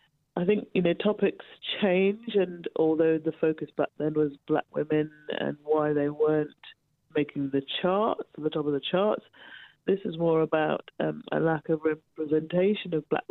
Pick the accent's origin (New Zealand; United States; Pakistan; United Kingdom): United Kingdom; Birmingham, West Midlands; my hometown of Birmingham